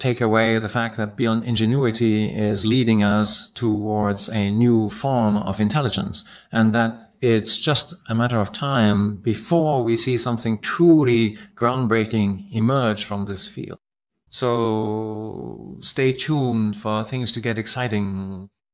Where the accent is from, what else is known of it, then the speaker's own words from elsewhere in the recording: Austria; I'm from Austria